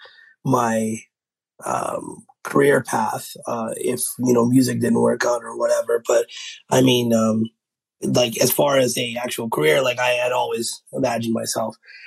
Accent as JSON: {"language": "English", "town": "Victoria", "region": "British Columbia", "country": "Canada", "tie": "born or raised there", "also_born_or_lived": "Lower Mainland, British Columbia", "moved": "as an adult", "lives_now": "Surrey, Canada", "said": "I'm born and raised in Victoria. Moved here in 2011"}